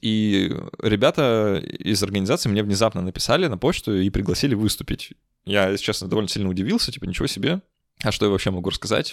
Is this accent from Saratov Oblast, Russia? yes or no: no; Saint Petersburg, Russia; я из Петербурга